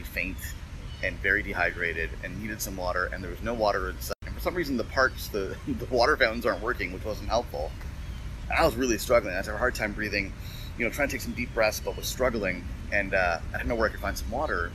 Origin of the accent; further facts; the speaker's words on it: Toronto, Ontario, Canada; I'm from Toronto.